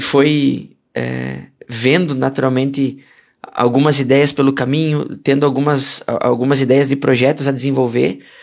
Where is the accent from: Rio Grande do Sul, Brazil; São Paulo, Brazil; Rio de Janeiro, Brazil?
Rio Grande do Sul, Brazil; moved away as an adult; also born or lived in Minas Gerais; eu sou gaúcho de, de nascimento, né? E tradição